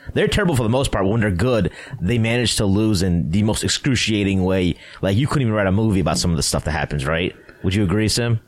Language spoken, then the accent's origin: English; Ohio, United States; moved away as an adult; also born or lived in Toronto, Canada; I went to college in Toronto, Canada, and I'm originally from Ohio.